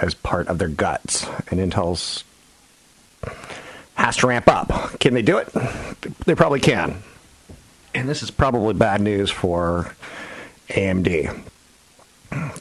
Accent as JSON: {"language": "English", "region": "Virginia", "country": "United States", "said": "I'm from Virginia."}